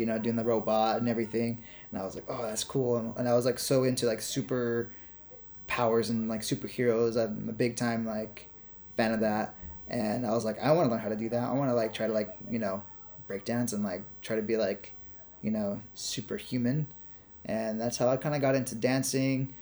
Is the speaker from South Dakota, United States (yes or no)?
no; Napa, California, United States; moved away as an adult; now in Los Angeles, United States; I'm originally from Napa Valley